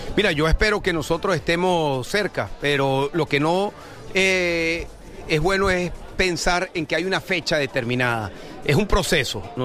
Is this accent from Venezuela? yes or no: yes; Venezuela; moved away as an adult; also born or lived in Washington; now in Spain; yo salí de Venezuela, yo estuve siete años preso eh, en Venezuela